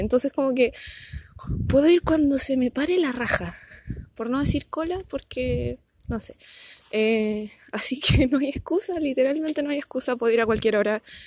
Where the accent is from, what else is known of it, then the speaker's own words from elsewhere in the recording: Punta Arenas, Magallanes and Chilean Antarctica, Chile; now in Concepción, Chile; me postulé a Punta Arenas, que es de donde soy originalmente